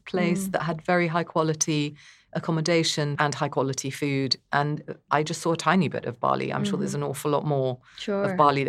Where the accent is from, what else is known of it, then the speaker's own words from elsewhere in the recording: North India, India; I'm very partial to South India, even though I'm North Indian myself.